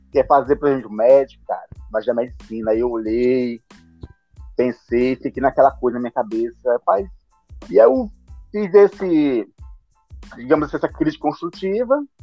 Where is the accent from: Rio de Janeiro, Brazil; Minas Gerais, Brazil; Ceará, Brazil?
Ceará, Brazil; Fortaleza; eu sou de Fortaleza, Ceará